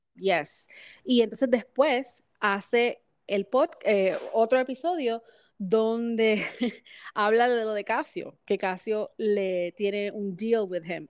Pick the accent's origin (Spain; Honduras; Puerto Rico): Puerto Rico; como todo puertorriqueño